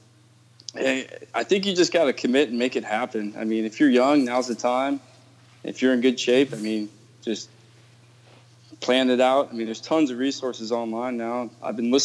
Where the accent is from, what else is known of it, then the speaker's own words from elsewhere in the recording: California, United States; I grew up in California.